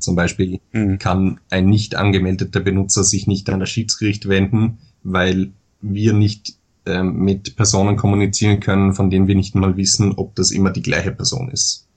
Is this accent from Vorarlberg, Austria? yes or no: yes; Dornbirn, Vorarlberg, Austria; moved away as an adult; now in Vienna, Austria; bin, wie man vielleicht an der Stimme hört, Österreicher. Hm. Ähm, ich komme aus Dornbirn, das ist ganz im Westen Österreichs, im Bundesland Vorarlberg gelegen, studiere aber momentan in Wien